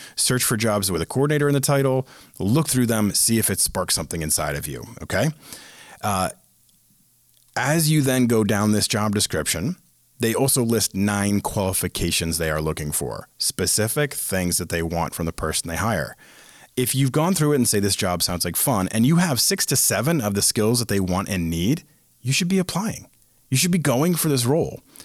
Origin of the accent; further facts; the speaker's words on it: Boston, Massachusetts, United States; I am from Boston